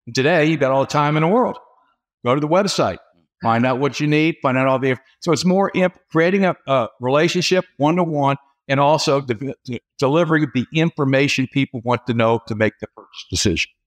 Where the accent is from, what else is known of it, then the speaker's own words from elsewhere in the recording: Cincinnati, Ohio, United States; moved away as an adult; also born or lived in Dallas, Texas / St. Louis, Missouri; now in Louisville, United States; I'm, I'm from Cincinnati originally.